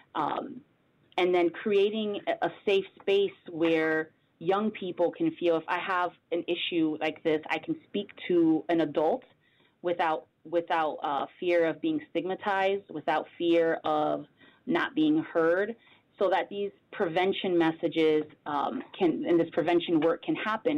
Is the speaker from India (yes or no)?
no; Bridgeport, Connecticut, United States; also born or lived in Hartford, Connecticut; I'm a Connecticut native, born and raised in Bridgeport, Connecticut